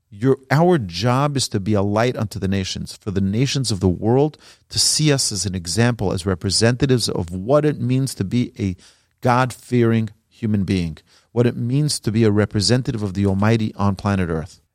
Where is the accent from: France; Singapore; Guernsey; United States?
United States; New York City, New York; I grew up in Brooklyn, New York